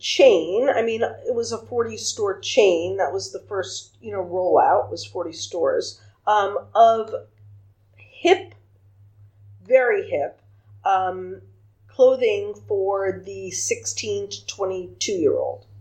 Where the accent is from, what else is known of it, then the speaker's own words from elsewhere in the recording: Long Beach, New York, United States; moved away as an adult; now in Miami, United States; I was born in Long Beach, Long Island in 1952